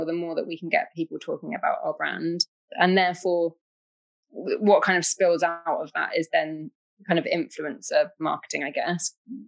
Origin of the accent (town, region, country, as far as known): United Kingdom